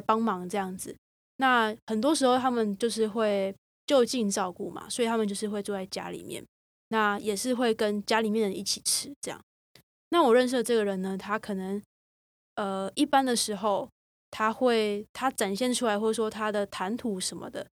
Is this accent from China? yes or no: no; Taiwan; 我自己身为台湾人，然后也是一副台湾人的长相